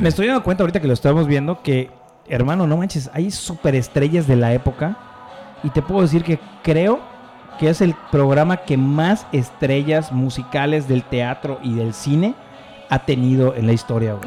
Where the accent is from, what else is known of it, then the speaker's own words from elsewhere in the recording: Mexico; also born or lived in Mérida; como mexicano